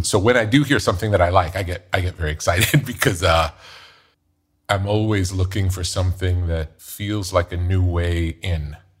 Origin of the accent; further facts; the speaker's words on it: New York, United States; growing up in New York